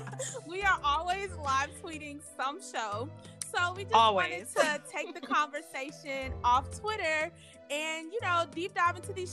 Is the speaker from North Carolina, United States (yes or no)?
no; Memphis, Tennessee, United States; now in Nashville, United States; I am originally from Memphis, currently live in Nashville.